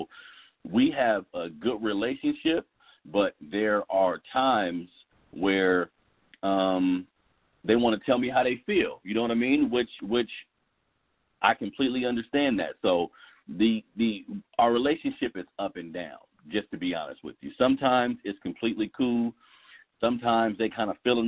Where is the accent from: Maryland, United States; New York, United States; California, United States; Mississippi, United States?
California, United States; Sacramento; I'm from south side of Sacramento. I went to Burbank High School. I'm from the Florin Road area.